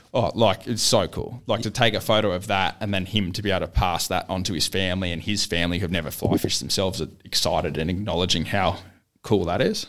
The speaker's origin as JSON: {"language": "English", "town": "Gold Coast", "region": "Queensland", "country": "Australia", "tie": "born or raised there", "said": "growing up on the Gold Coast"}